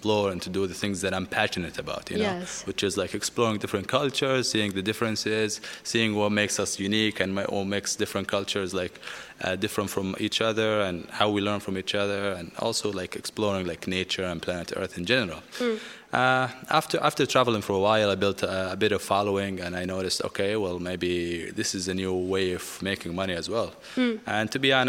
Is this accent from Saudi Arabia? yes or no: yes; AlUla, Medina Province, Saudi Arabia; English is a second language; also born or lived in Canada; I'm from Al-Ula, and I was born and raised in Al-Ula. I lived for about 18 years in Al-Ula, and then I moved abroad to get my education and to learn English